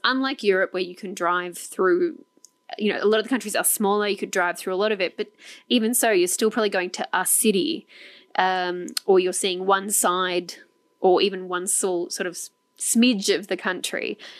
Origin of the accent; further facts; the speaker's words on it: Australia; we're Australians from Australia